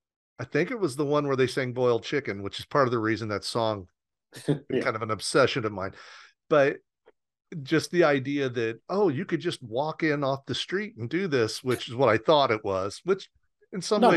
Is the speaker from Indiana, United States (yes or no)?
yes; Southern Indiana, United States; as a kid growing up in Southern Indiana in a very small town